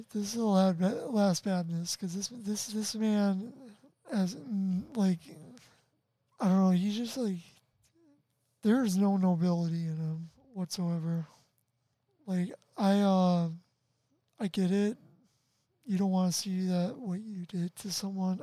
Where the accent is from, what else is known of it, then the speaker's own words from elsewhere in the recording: Chicago suburbs, Illinois, United States; if i do move like from illinois i will miss a lot of people